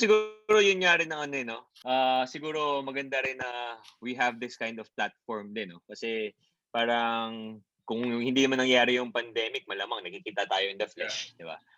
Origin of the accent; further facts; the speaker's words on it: Bicol Region, Philippines; we grew up sa Bicol